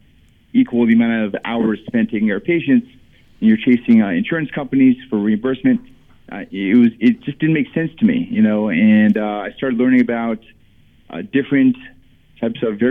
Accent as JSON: {"language": "English", "region": "South Florida", "country": "United States", "moved": "as an adult", "said": "I'm from South Florida"}